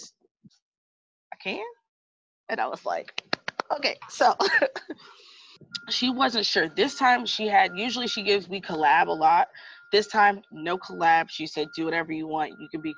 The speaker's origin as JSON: {"language": "English", "country": "United States", "said": "I'm American"}